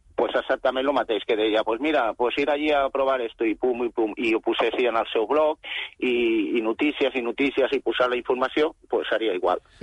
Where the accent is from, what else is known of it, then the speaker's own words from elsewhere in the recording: Barcelona, Catalonia, Spain; jo soc, Barcelona, jo soc barceloní